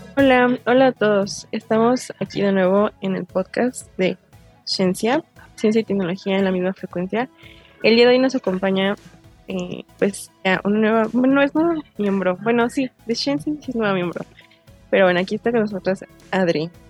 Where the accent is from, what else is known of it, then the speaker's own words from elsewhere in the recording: Mexico; como mexicanos